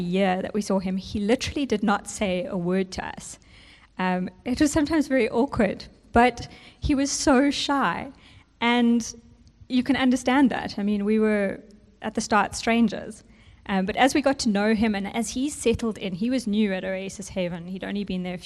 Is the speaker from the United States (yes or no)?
no; South Africa; first language English; growing up in South Africa, you become confronted with the reality